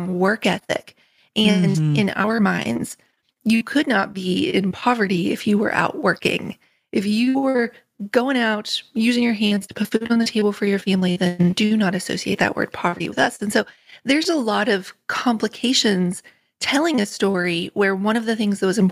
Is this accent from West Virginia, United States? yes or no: yes; Richwood, West Virginia, United States; moved away as an adult; also born or lived in England; I grew up in Richwood in Nicholas County